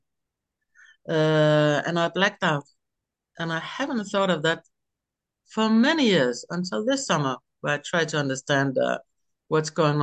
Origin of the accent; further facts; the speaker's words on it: Denmark; I'm from Denmark.